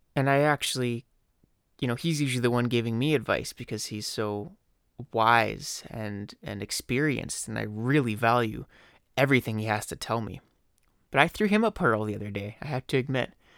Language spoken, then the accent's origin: English; Leduc, Alberta, Canada; I love my hometown, Laduca, Alberta. This is my home. I've been here since day one